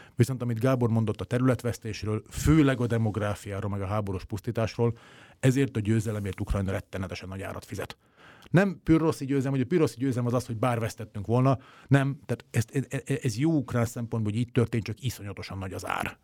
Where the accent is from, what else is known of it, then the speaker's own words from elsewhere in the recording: Hungary; én magyarként